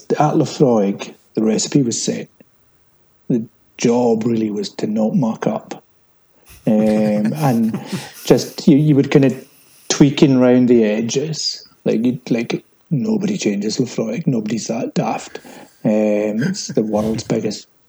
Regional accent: Islay, Scotland, United Kingdom; I'm from Islay, yes, but then I'm Scottish

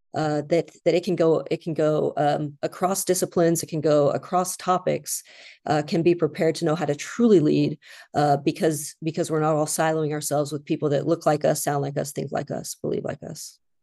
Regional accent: Idaho, United States; I grew up in Idaho

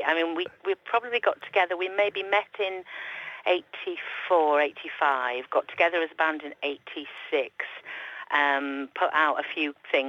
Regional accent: Yorkshire and the Humber, United Kingdom; moved away as an adult; also born or lived in London; I grew up in West Yorkshire

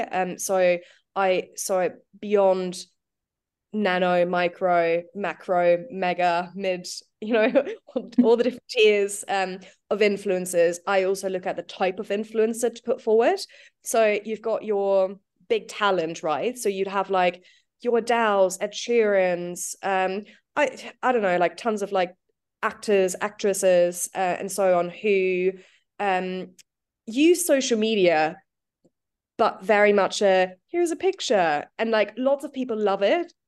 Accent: New Zealand; now in United Kingdom; I'm from New Zealand.

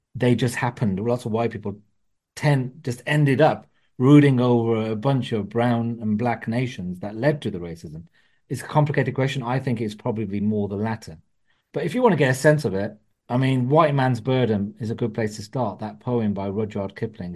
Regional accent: Wolverhampton, West Midlands, United Kingdom; English is a second language; now in London, United Kingdom; Wolverhampton, my hometown

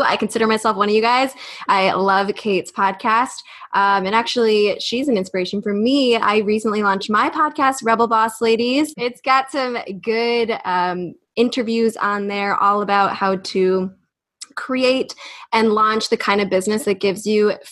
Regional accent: United States; We're from the States

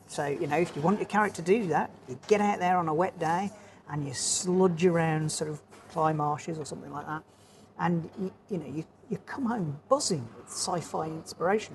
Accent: Dark Peak, Derbyshire, East Midlands, United Kingdom; also born or lived in Birmingham; now in Norfolk, United Kingdom; I'm a native of uh, Birmingham originally, um, and then I grew up in the Dark Peak in Derbyshire

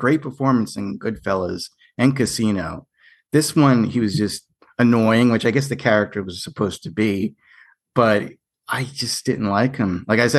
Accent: New York, United States; I'm from New York

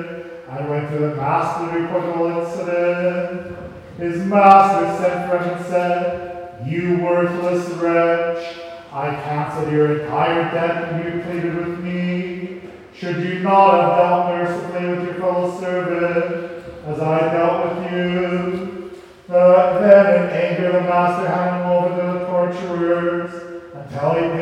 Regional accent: Rama, Saskatchewan, Canada; We grew up in Rama

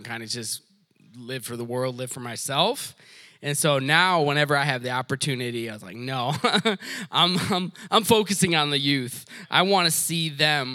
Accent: Detroit, Michigan, United States; I grew up in Detroit

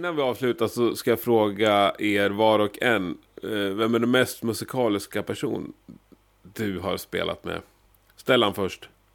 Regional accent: Gävle, Gävleborg County, Sweden; jag är från Gävle själv

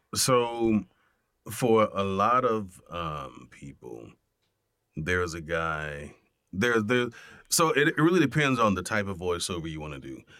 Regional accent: Miami, Florida, United States; growing up in Miami

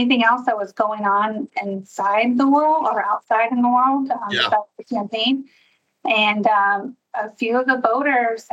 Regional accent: outside of Houston, Texas, United States; moved away as an adult; now in Northwest Indiana, United States; I was born in Houston and raised outside of Houston and spent most of my life in Texas

